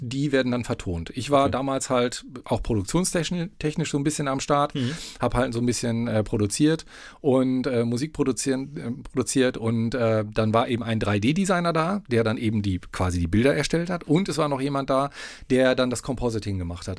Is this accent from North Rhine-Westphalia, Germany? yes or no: yes; Paderborn, North Rhine-Westphalia, Germany; wohne schon seit Lebzeiten in Paderborn. Ich bin in Paderborn geboren